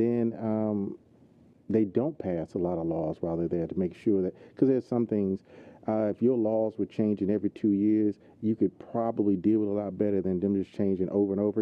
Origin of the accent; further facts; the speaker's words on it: Houston, Texas, United States; also born or lived in Austin, Texas; I'm from Scenic Wood, native Houstonian, native Texan